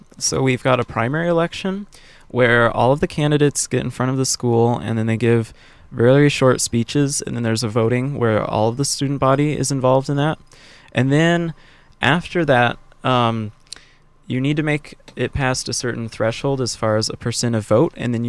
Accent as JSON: {"language": "English", "town": "Irvine", "region": "California", "country": "United States", "tie": "born or raised there", "said": "we've just been living in Irvine"}